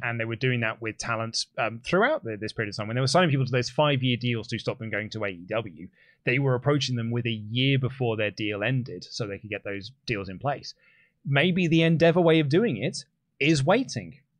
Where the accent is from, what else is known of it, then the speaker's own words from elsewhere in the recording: United Kingdom; I'm British